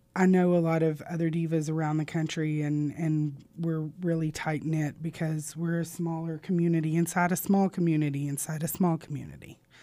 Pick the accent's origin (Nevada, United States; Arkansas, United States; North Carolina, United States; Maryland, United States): Arkansas, United States; Southern; also born or lived in Little Rock, Arkansas / Louisiana; born in Little Rock and raised in Southern Arkansas